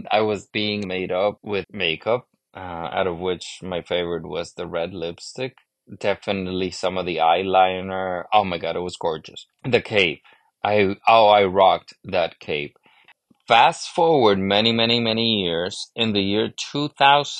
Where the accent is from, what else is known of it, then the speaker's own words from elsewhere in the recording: Honduras; moved away; I grew up in Honduras in Central America, but I grew up in a very American-influenced society.